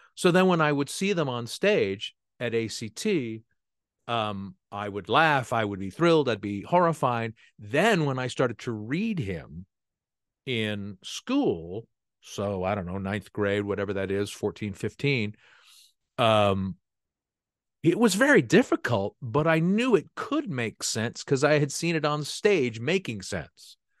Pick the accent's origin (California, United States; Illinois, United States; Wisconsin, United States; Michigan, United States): California, United States; San Francisco Bay Area; I grew up in the San Francisco Bay Area